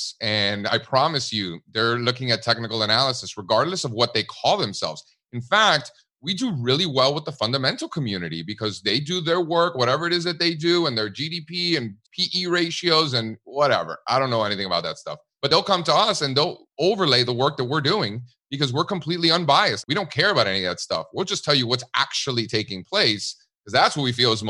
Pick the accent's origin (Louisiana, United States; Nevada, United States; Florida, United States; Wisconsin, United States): Florida, United States; Miami; moved away as an adult; also born or lived in Connecticut / California; now in Pennsylvania, United States; My family came from Cuba in the early 1960s, and I grew up in Miami